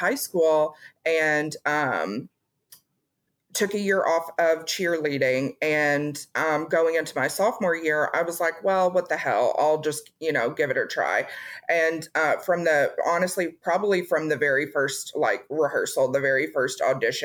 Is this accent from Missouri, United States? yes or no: no; Tennessee, United States; also born or lived in Atchison, Kansas; I grew up, I'm originally from Kansas, from Atchison, Kansas, but I went to elementary school. I started in the third grade in Tennessee. And so that's where I went to junior high and high school as well